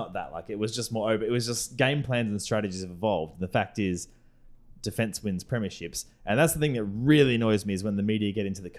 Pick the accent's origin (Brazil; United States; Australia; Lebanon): Australia; Perth, Western Australia; we're from Perth.